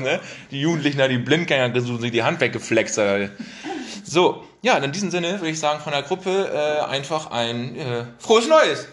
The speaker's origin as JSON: {"language": "German", "region": "Bremen", "country": "Germany", "said": "als Bremer"}